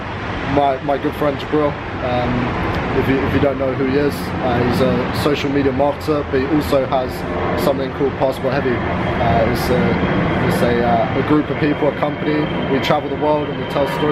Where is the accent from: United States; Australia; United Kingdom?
United Kingdom; London; moved away as an adult; now in Chiang Mai, Thailand; I'm from London